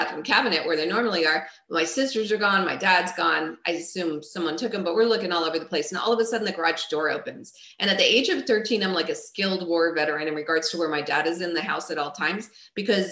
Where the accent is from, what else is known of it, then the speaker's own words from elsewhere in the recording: Long Island, New York, United States; I grew up in Long Island, New York